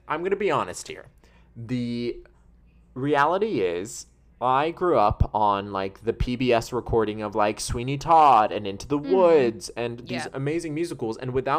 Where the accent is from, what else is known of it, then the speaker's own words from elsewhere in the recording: Wales, United Kingdom; I am a Welsh person, 100% Welsh.